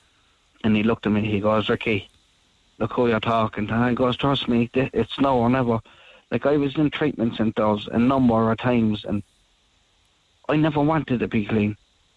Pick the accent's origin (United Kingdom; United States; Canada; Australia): United Kingdom; Northern Ireland; I grew up in North Ireland in my house